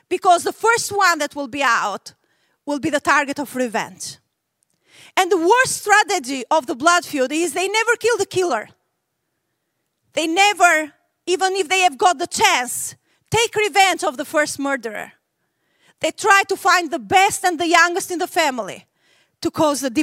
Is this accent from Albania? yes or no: yes; Albania; I was raised in Albania, which was the most atheist country in the world.